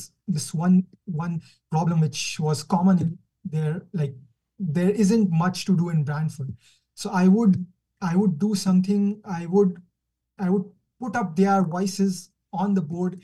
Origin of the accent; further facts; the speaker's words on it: Kuwait; moved away as an adult; now in Canada; I'm from Kuwait. I'm born in Kuwait, born and brought up in Kuwait.